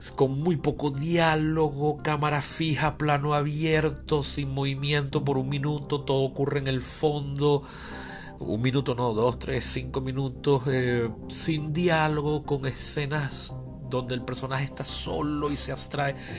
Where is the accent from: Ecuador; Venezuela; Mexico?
Venezuela; mi país